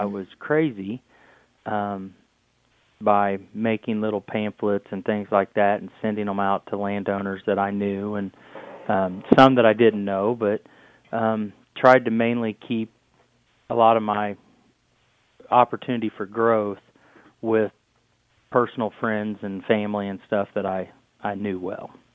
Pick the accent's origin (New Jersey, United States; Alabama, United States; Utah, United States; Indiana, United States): Indiana, United States; Shelbyville; we're from Shelbyville, Indiana